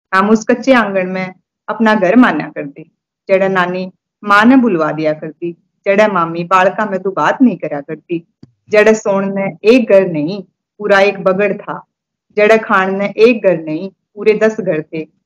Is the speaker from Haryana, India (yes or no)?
yes; Chang, Haryana, India; मैं चांद गांव से हूँ चांग हम्म। गांव है वहीं पली बड़ी वहीं से शिक्षा ली